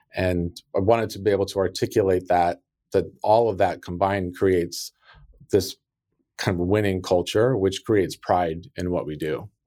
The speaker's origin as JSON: {"language": "English", "town": "South Lake Tahoe", "region": "California", "country": "United States", "tie": "born or raised there", "also_born_or_lived": "Sacramento, California", "said": "I grew up in South Lake Tahoe, California, which is a very small resort town"}